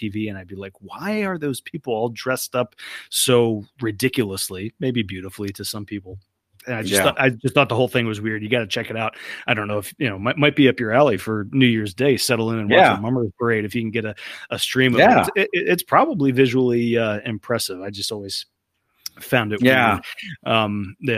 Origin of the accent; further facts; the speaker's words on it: New Jersey, United States; growing up in South Jersey